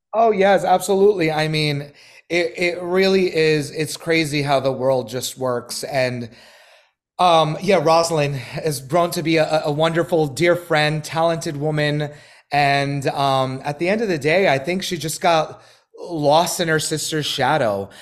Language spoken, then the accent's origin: English; New York City, New York, United States; moved away as an adult; now in Los Angeles, United States; I'm from Brooklyn, New York, born and raised in Bay Ridge